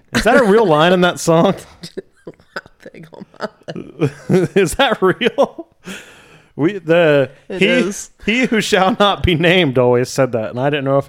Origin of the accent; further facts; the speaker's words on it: Baltimore, Maryland, United States; I'm from Baltimore, Maryland, just like this band that we're going to talk about today.